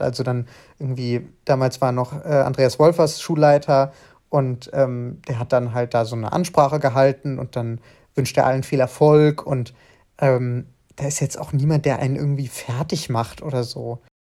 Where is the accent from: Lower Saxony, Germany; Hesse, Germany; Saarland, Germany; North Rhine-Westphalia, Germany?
Hesse, Germany; Frankfurt am Main; ich komme aus Frankfurt am Main